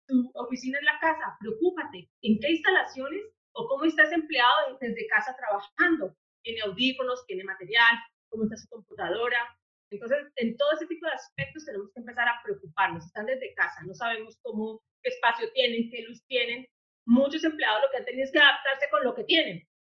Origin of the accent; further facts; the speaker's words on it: Popayán, Cauca, Colombia; moved away as an adult; soy de la ciudad de Popayán, del sur de Colombia